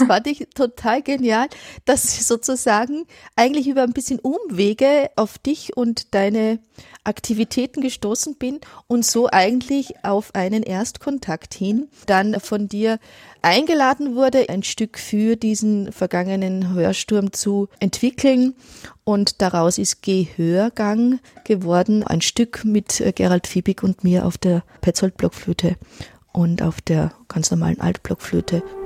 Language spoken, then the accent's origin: German; Innviertel, Upper Austria, Austria; now in Ulm, Germany; jedes Mal, wenn ich ins Innviertel fahre, also quasi in meine Heimat